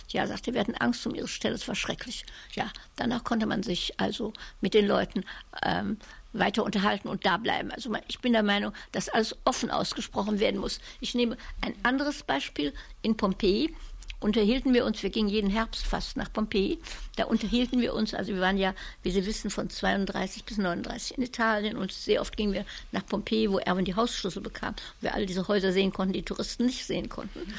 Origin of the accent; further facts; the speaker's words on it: Cologne, North Rhine-Westphalia, Germany; Adenauer war ja Kölner, ich war ja Kölnerin.